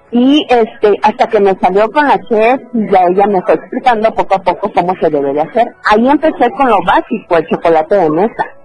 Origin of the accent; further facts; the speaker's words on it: Chiapas, Mexico; also born or lived in Oaxaca; Yo soy originaria de Oaxaca, pero desde mi primer año de vida vivo en Chiapas.